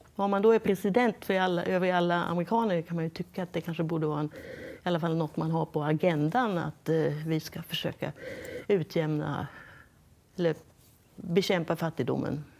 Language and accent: Swedish; Sweden; now in United States; som svensk reportör från USA